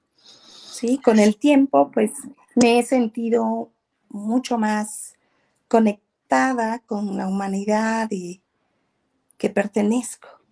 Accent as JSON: {"language": "Spanish", "region": "southern Veracruz", "country": "Mexico", "said": "soy del sur de Veracruz, crecí con mi madre"}